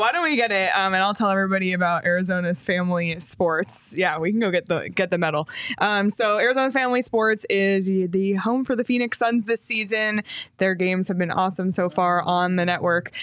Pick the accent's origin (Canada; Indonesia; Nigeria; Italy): Canada; moved away; growing up in Canada